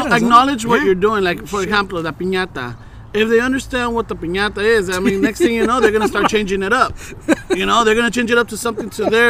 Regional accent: Los Angeles, California, United States; first language Spanish; English is a second language; Look, we grew up in this area. We grew up in South Central. We grew up wherever it was.

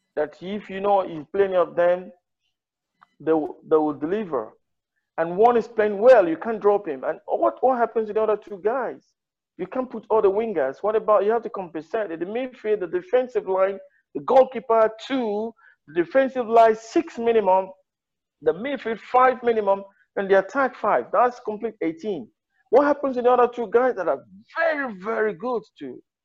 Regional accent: Ondo, Nigeria; also born or lived in Spain / England; I'm from Ondo State.

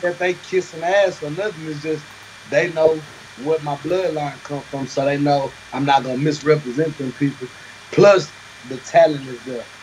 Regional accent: the South, United States; I'm from the South

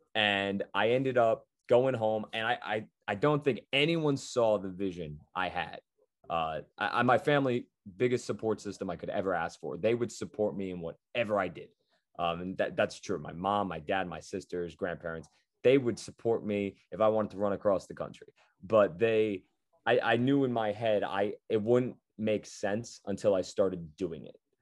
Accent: a little north of New York City, United States; I was a little bit north of New York City, but close enough where I'd always go to the stadium

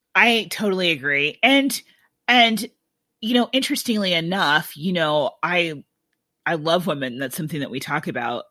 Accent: Iowa City, Iowa, United States; growing up in Iowa City

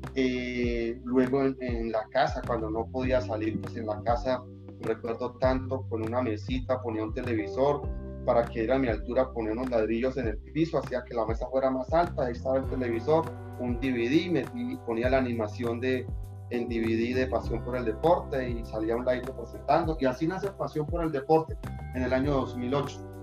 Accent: Barrancabermeja, Santander, Colombia; soy de Barranca Bermeja

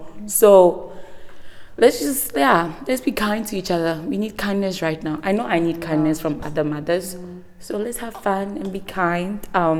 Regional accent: Nigeria; I'm Nigerian

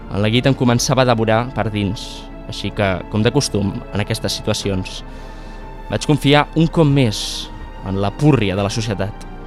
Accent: Aragon, Spain; Al meu poble d'Aragó, al riu, li diuen la playa.

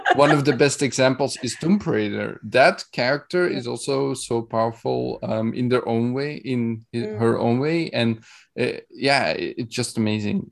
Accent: Belgium; I'm from Belgium

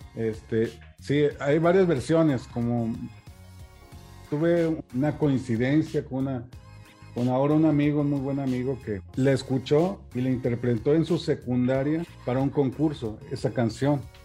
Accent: Saltillo, Coahuila, Mexico; also born or lived in Acuña, Coahuila / Frontera, Coahuila; nací aquí en Saltillo en 1978

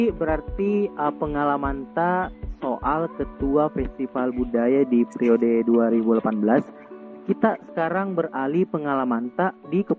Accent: South Sulawesi, Indonesia; betul-betul bangga kita sebagai orang Sulsel

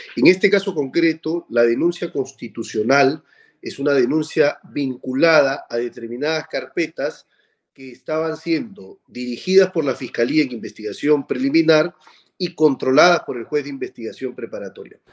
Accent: Peru; somos estafadores los peruanos

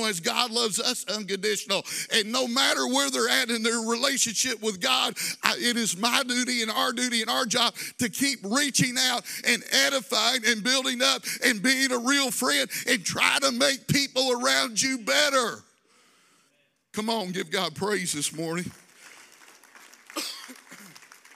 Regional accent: Louisville, Kentucky, United States; growing up in Louisville, we owned my grandparents' farm almost down on the Tennessee, so on the Tennessee border

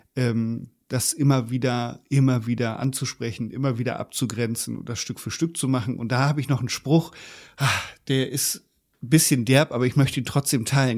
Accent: Germany; bei uns in Deutschland, also zumindest in der Generation, wo ich aufgewachsen bin

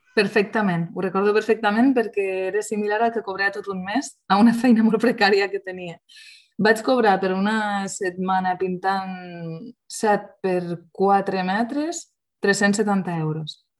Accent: Lleida, Catalonia, Spain; soc lleidatana de pura cepa

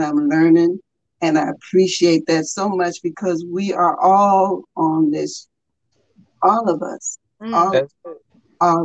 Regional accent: United States; also born or lived in Boston; I'm over here from America

